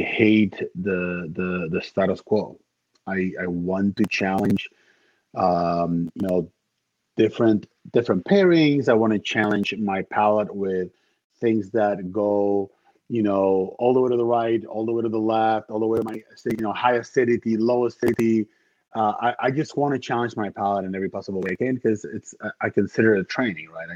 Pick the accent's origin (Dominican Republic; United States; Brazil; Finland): Dominican Republic; moved away; I am from the Dominican Republic originally, so we are cigar country